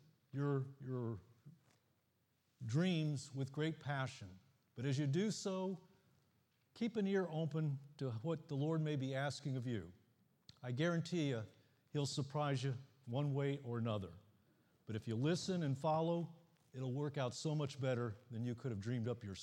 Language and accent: English; the Midwest in Ohio and Indiana, United States; now in Florida, United States; I grew up in the Midwest in Ohio and Indiana